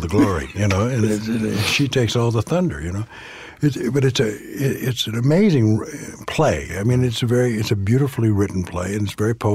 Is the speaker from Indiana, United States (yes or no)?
no; Southern California, United States; I grew up in Southern California